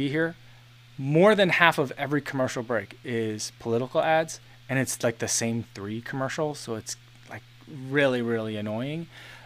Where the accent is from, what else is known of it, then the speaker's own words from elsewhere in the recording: New Jersey, United States; moved away; also born or lived in Chicago; growing up in New Jersey